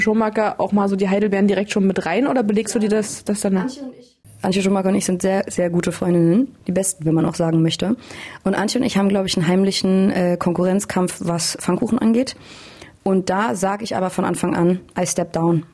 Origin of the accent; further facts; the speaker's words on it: Hamburg, Germany; moved away as an adult; now in Berlin, Germany; Ich bin in Hamburg aufgewachsen